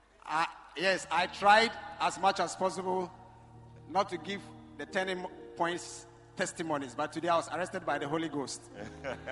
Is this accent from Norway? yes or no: no; Lawra, Upper West, Ghana; I come from Lora in the Upper West region where Nkrumah was imprisoned in 1948